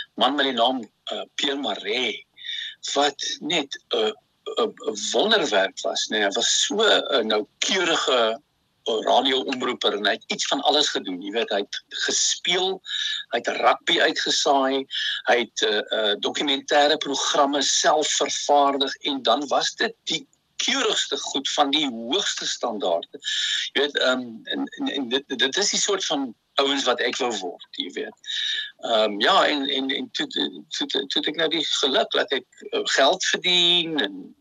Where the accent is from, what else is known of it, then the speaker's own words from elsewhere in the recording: Bellville, Western Cape, South Africa; ek het al in Belwel groot geword, Boston, onder in die lane, Vierde Laan